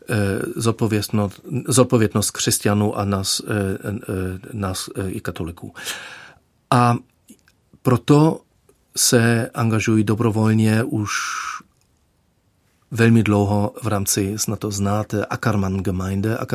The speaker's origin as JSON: {"language": "Czech", "country": "Germany", "second_language": "Czech", "said": "já jsem se učil opravdu, jak jsem říkal, když mi bylo 37, jsem začal se učit češtinu"}